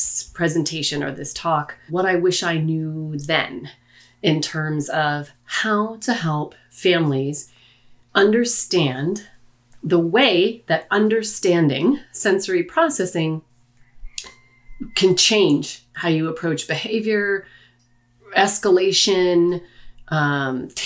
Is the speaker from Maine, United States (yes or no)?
yes; Maine, United States; moved away; Born and raised in Mainer. Us Mainers have a tight bond. I haven't lived there in many years